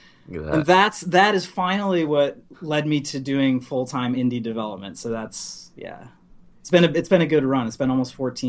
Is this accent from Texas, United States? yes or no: no; Rochester, New York, United States; moved away as an adult; also born or lived in Orlando, Florida; Rochester Institute of Technology, which is where I grew up in upstate New York. Yep, I'm from Rochester.